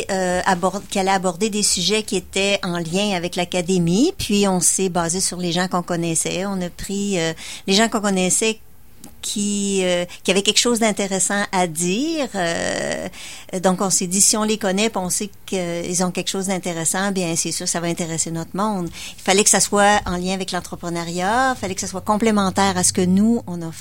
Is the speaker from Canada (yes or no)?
yes; Lévis, Quebec, Canada; Et moi, je suis de Lévis, juste en face.